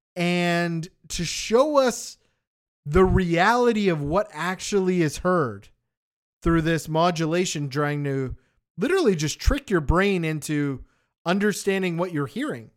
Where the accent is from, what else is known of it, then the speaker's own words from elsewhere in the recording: Canada; we grew up in Canada